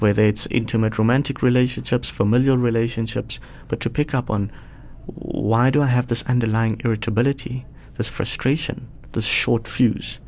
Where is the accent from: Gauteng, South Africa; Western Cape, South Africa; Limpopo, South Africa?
Limpopo, South Africa; Polokwane; now in Sandton, South Africa; I grew up in Polokwane, so uh, just outside of Polokwane in a township known as Sishil.